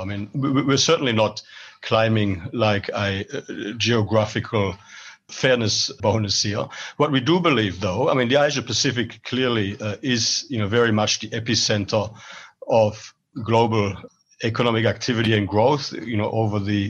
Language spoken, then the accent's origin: English; German-speaking part of Belgium, German-speaking Community, Belgium; moved away as an adult; now in Australia; I'm originally from Belgium. I was born and grew up in the German-speaking part of Belgium, but migrated to Australia in my mid-20s